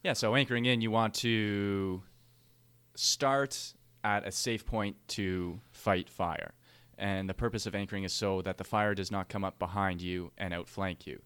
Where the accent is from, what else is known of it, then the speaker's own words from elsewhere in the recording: Canada; as Canadian firefighters